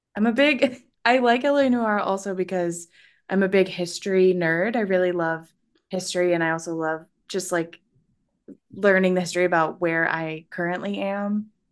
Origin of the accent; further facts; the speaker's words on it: Central Valley, Northern California, United States; I'm from Northern California, the Lake